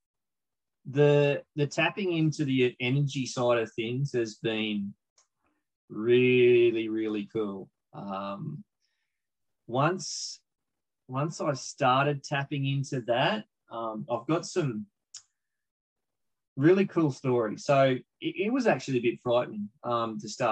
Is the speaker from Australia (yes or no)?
yes; Australia; as an Aussie bloke